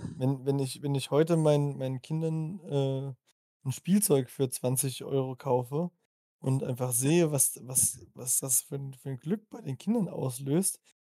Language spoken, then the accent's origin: German; Germany; ich bin Deutscher